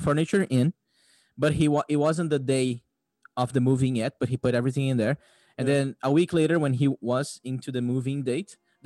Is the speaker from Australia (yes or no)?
no; Brazil; moved away; I'm from Brazil